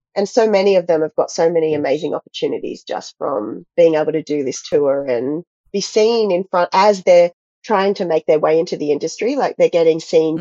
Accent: Australia; also born or lived in Gold Coast, Queensland / United States; I grew up in a really small town in Australia and just trained at a local dance school. And then I moved to the Gold Coast in my early teenage years

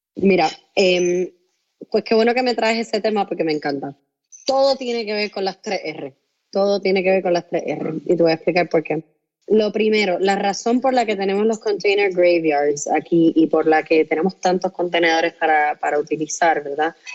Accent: Puerto Rico; yo soy puertorriqueña

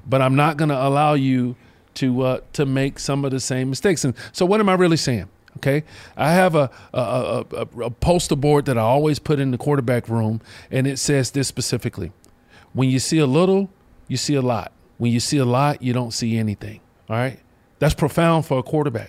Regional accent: Charlotte, North Carolina, United States; from my hometown, you know, Mallet Creek High School, Charlotte, North Carolina

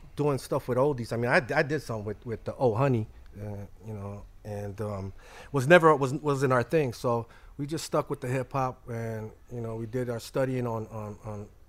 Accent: Long Beach, California, United States; We grew up in North Long Beach

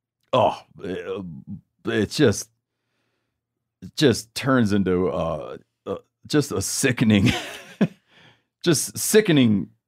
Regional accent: Australia; you know, I grew up in Australia. It's not a common food item.

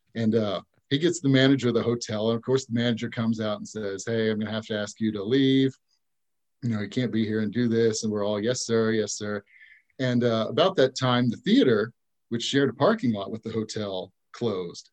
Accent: Tulsa, Oklahoma, United States; also born or lived in Ada, Oklahoma; I grew up in, I was born in Ada, but I grew up in Tulsa

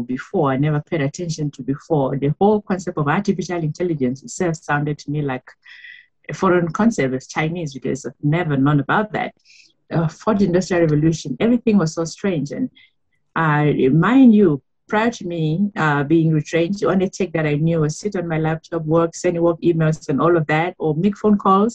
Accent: Cameroon; moved away as an adult; now in South Africa; I am from Cameroon. I have been in South Africa for 14 years now

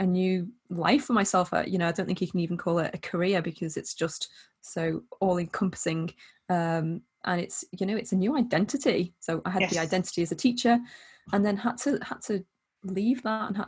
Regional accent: the Wirral, North West England, United Kingdom; I am from the Wirral in the northwest of England

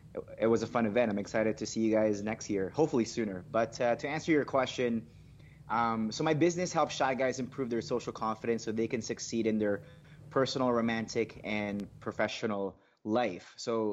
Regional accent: Philippines; English is a second language; moved away; also born or lived in Saudi Arabia; I grew up in a culture, you know, both in the Philippines and in, growing up in the Middle East, like both are very, you know, like conservative, cultures. Like I remember living in Saudi

